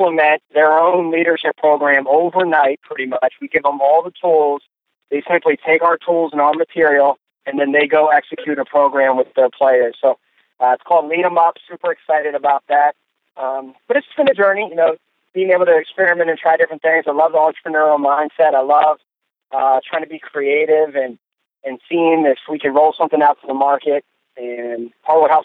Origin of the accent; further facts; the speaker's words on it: Maryland, United States; I'm a Maryland guy. I've been born and raised in Maryland. Still live here in Maryland